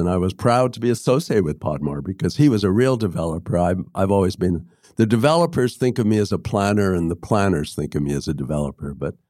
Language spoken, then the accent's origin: English; Toronto, Ontario, Canada; now in Vancouver, Canada; I grew up in the Jewish portion of Toronto, and I would walk down the street to the synagogue on Saturday mornings with my father